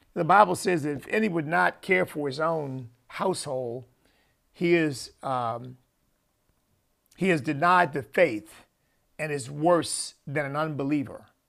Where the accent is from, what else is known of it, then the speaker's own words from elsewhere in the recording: United States; me as an American citizen